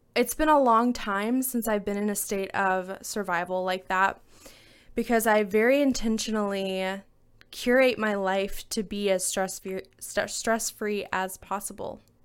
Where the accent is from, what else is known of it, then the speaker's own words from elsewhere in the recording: Alabama, United States; moved away; my home state of Alabama.